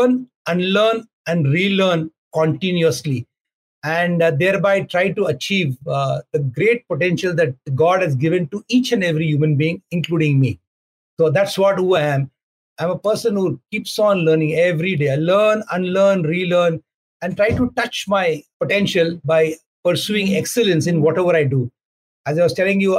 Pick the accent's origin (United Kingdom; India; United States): India; in our country, in India